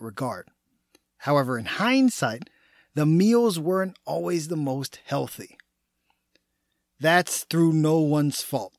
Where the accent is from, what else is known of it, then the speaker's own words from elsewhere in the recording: Texas, United States; I was born and raised in the Lone Star State, meaning I'm a proud Texan